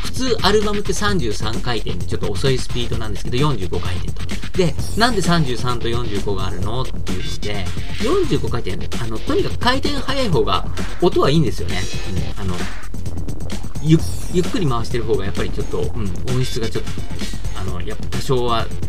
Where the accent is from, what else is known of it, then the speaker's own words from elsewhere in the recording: Tachikawa, Tokyo, Japan; 僕立川出身